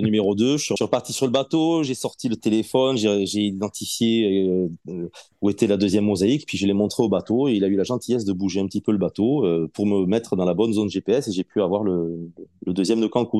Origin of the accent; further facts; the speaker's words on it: south-west France, France; moved away; je suis originaire du Sud-Ouest